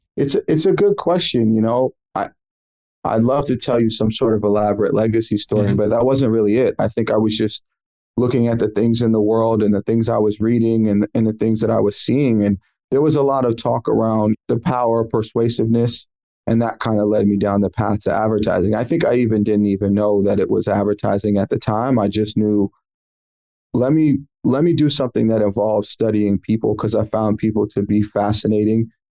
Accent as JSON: {"language": "English", "town": "San Francisco", "region": "California", "country": "United States", "tie": "born or raised there", "also_born_or_lived": "New York", "said": "I grew up in San Francisco. My parents moved from New York. They moved me to San Francisco."}